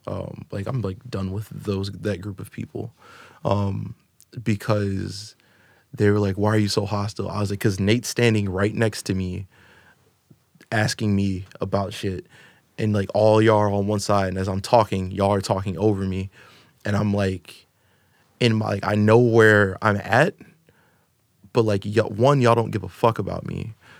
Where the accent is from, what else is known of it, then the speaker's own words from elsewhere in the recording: Florida, United States; Chicago. I'm from Florida. It's different. It's different. Whiter, and like I said, it's whiter Spanish.